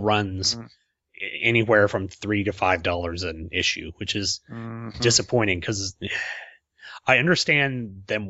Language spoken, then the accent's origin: English; Oklahoma, United States; accent: Oklahoman; we're both from Oklahoma and we can't speak the English language, you know, we got a chance to chat in our own sort of Oklahoman dialect